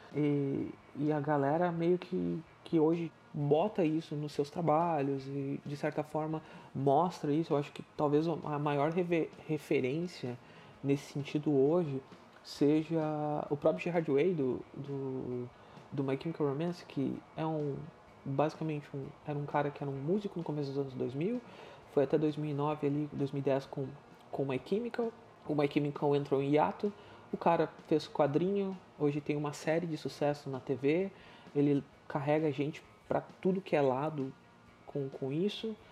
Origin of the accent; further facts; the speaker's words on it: Sapucaia do Sul, Rio Grande do Sul, Brazil; eu sou natural de Sapucaia do Sul, no Rio Grande do Sul